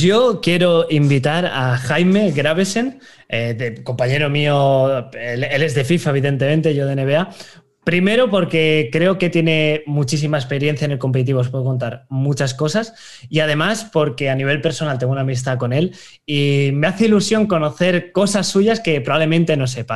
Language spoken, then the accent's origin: Spanish; Valencia, Valencian Community, Spain; yo soy de Valencia